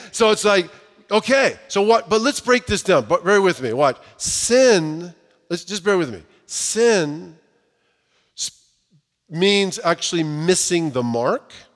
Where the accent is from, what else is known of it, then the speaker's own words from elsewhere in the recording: Southern California, United States; I grew up in Southern California